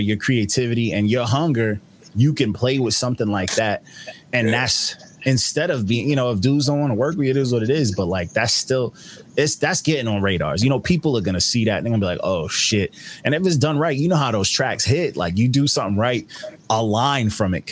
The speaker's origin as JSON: {"language": "English", "region": "New York", "country": "United States", "tie": "born or raised there", "said": "I wasn't born in New York, but I was raised in New York."}